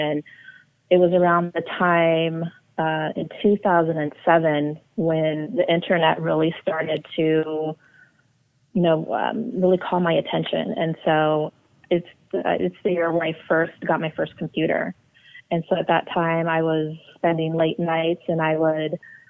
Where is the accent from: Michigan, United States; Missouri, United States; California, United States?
California, United States; Orange County; first language English; when I was born in Orange County, is initially they didn't teach me Spanish because of all the discrimination they had experienced. At the time, they didn't want me to have an accent. And so I grew up learning English.